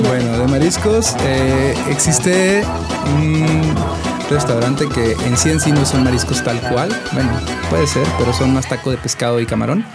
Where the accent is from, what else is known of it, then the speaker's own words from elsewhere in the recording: Ciudad Obregón, Sonora, Mexico; now in Mexico City, Mexico; Yo soy de Ciudad Obregón, eh, una ciudad que no parece ciudad